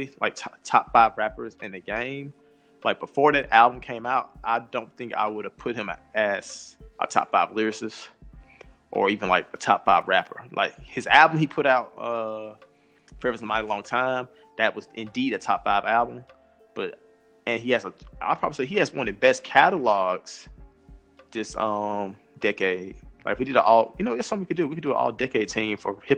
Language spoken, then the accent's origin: English; Mississippi, United States; We're from Mississippi.